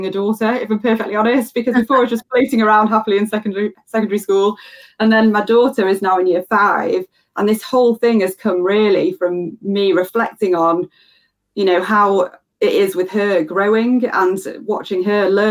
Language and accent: English; United Kingdom; I'm obviously British